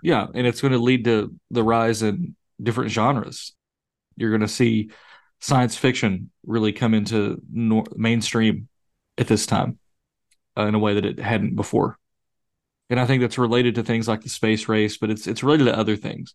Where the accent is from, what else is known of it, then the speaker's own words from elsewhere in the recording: United States; I'm proud of it as an American